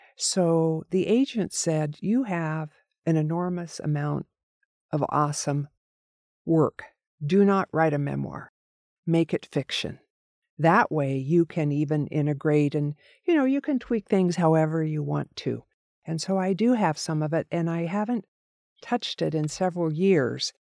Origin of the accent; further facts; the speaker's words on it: Oregon, United States; also born or lived in Corvallis, Oregon / McMinnville, Oregon; growing up in a very small town in Oregon